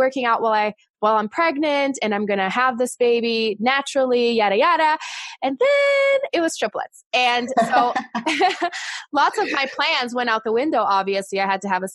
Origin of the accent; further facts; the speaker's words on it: Brazil; English is a second language; moved away; I am originally from Brazil